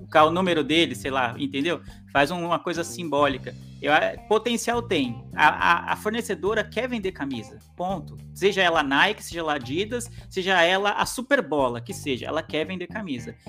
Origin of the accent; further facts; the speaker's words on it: São Paulo, Brazil; eu sou da Zona Leste de São Paulo